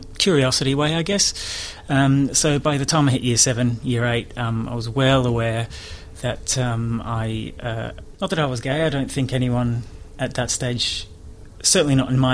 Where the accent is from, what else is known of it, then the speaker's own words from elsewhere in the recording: Melbourne, Victoria, Australia; moved away as an adult; also born or lived in Sydney / United Kingdom; I was born in Melbourne at the Royal Women's Hospital